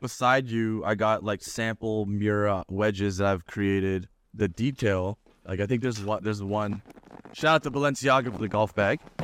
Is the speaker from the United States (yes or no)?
no; Toronto, Ontario, Canada; I'm from Toronto